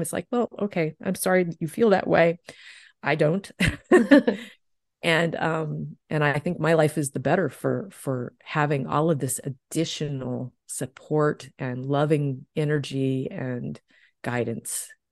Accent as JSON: {"language": "English", "region": "Deep South", "country": "United States", "tie": "born or raised there", "said": "I grew up in the Deep South"}